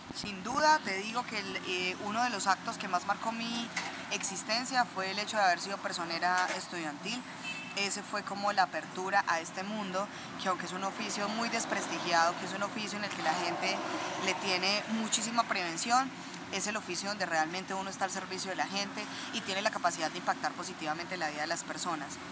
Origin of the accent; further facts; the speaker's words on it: Chinchiná, Caldas, Colombia; also born or lived in Pereira / Manizales; Yo nací en Pereira, pero a los tres meses de haber nacido, mi mamá se fue a vivir a Chinchina Caldas y desde ahí toda mi vida, a excepción de cinco años que estuve acá eh, viviendo en Marisales por la universidad, he vivido en Chinchina